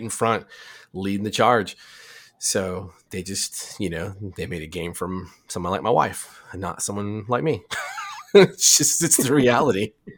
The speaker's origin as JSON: {"language": "English", "region": "Arizona", "country": "United States", "tie": "born or raised there", "said": "I grew up in Arizona"}